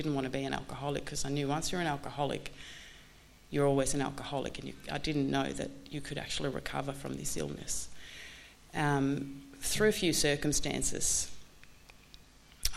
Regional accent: Sweden; I'm from Sweden

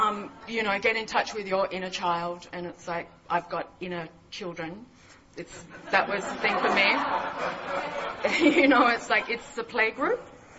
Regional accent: Mullumbimby, New South Wales, Australia; I was from Byron Bay, Mullumbimby, up in northern New South Wales

